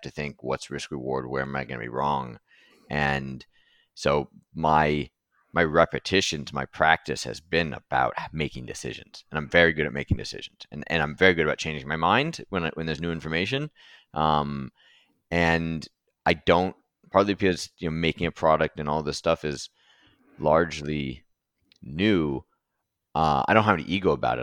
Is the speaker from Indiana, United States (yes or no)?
no; California, United States; I grew up in California